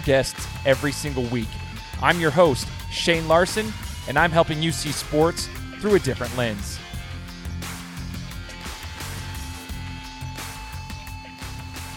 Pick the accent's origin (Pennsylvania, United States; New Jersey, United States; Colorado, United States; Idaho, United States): Idaho, United States; I'm from Idaho